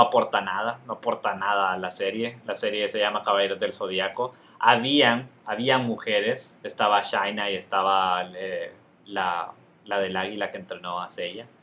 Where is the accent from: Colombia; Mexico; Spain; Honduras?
Honduras; Nosotros somos hondureños y viajábamos a Guatemala porque mi mamá es guatemalteca